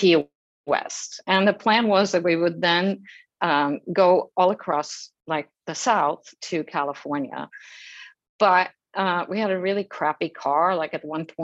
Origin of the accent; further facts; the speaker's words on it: outside of Stockholm, Stockholm County, Sweden; moved away as an adult; now in New York, United States; So I grew up outside of Stockholm, and I moved to Stockholm really right after graduation from high school.